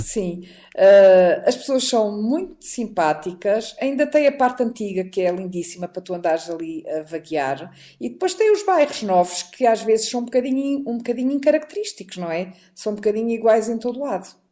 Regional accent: Portugal; also born or lived in Lisbon; vivemos em Lisboa uhum. e em Portugal, somos portugueses

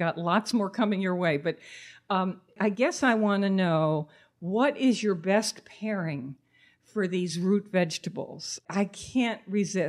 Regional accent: Manchester, Connecticut, United States; when I was a short time growing up in Manchester, Connecticut

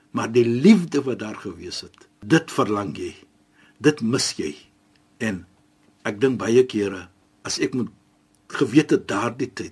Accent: Cape Town, Western Cape, South Africa; ek is van Suid-Afrika. Ja. Ek is van Kaapstad, die mooiste mooiste stad

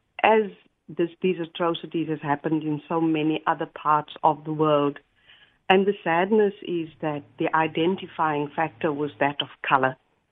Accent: South Africa; now in Australia; I come from South Africa and grew up in apartheid, in the apartheid era

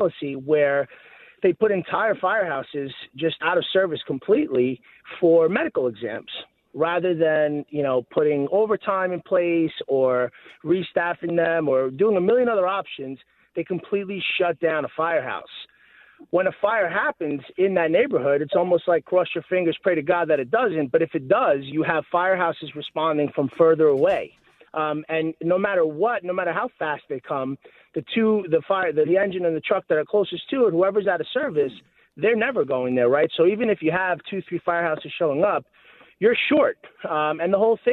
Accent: New York City, New York, United States; I grew up in Staten Island. I live in Staten Island

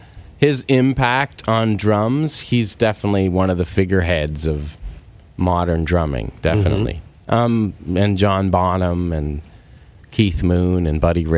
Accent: Canada; So, being a Canadian drummer, I had that, like, you kind of wore it as respect

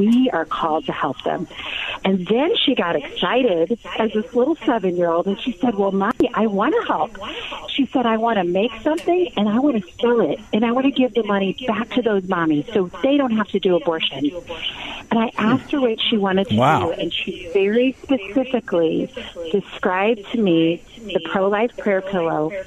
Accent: St. Louis, Missouri, United States; now in Omaha, United States; I went back to my hometown of St. Louis

